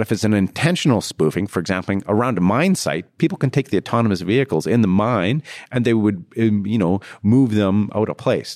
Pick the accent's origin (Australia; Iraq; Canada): Canada; I'm Canadian.